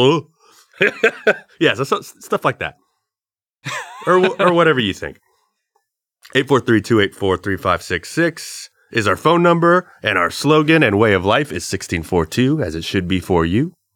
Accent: the South, United States; We're from the South.

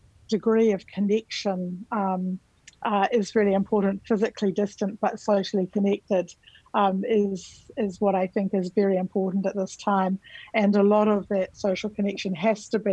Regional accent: New Zealand; moved away as an adult; now in Australia; I'm from New Zealand

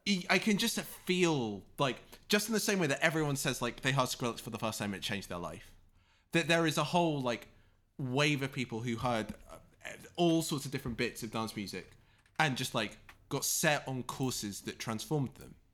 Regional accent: United Kingdom; both being British

